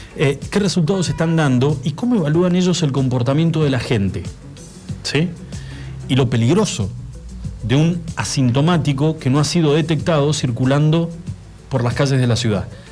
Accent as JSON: {"language": "Spanish", "country": "Argentina", "said": "nosotros como argentinos"}